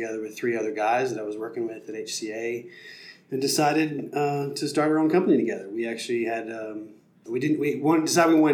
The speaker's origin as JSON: {"language": "English", "town": "McMinnville", "region": "Tennessee", "country": "United States", "tie": "born or raised there", "also_born_or_lived": "Nashville, Tennessee", "said": "I grew up in Middle Tennessee near McMinnville"}